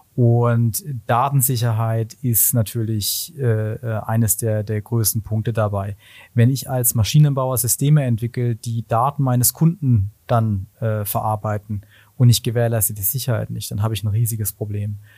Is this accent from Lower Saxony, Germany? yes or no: no; Black Forest, Kinzig Valley, Baden-Württemberg, Germany; ich komme ursprünglich aus dem Schwarzwald, aus dem Kinzigtal, wirklich aus einem kleinen Dorf